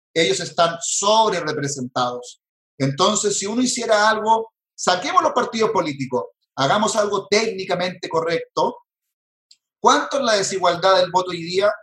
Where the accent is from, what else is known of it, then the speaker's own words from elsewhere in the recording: Chile; Chile me dio posibilidades, por lo menos a mí, de tener educación, de estudiar